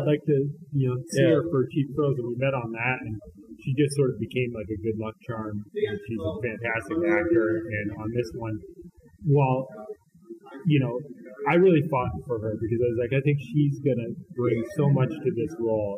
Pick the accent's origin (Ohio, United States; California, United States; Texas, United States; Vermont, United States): Vermont, United States; I'm from Vermont